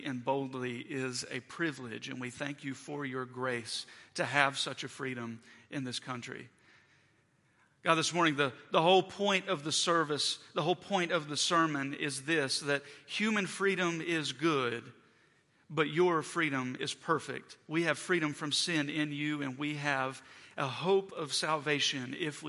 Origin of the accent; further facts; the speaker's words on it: West Virginia, United States; now in Morgantown, United States; the friends and community that I have from growing up in West Virginia